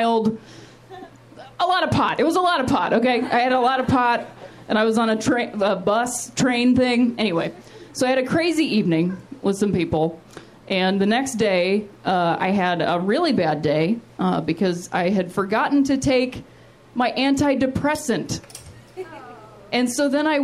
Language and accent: English; Akron, Ohio, United States; also born or lived in West Virginia; my hometown of Akron, Ohio. That's where I'm from